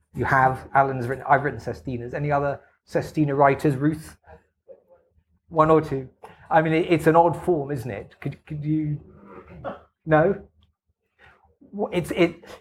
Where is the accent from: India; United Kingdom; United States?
United Kingdom; England; as for an English person.